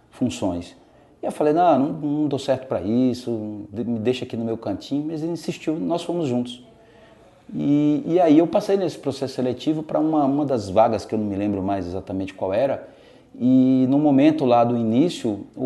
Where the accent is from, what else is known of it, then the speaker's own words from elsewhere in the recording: Natal, Rio Grande do Norte, Brazil; eu sou, eu sou lá do Rio Grande do Norte, de Natal.